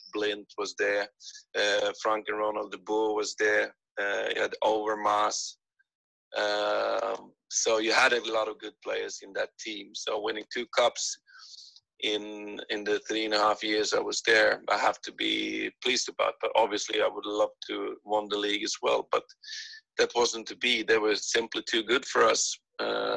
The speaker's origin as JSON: {"language": "English", "town": "Helsingborg", "region": "Skåne", "country": "Sweden", "tie": "born or raised there", "also_born_or_lived": "Netherlands / Scotland", "moved": "as an adult", "said": "I'm from Sweden"}